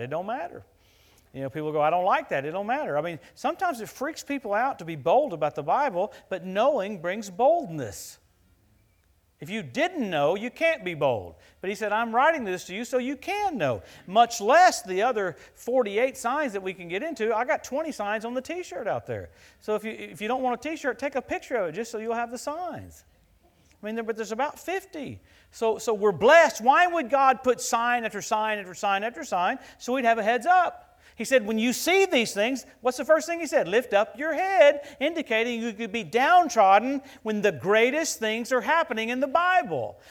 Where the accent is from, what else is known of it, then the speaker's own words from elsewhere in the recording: Louisiana, United States; where I grew up in Louisiana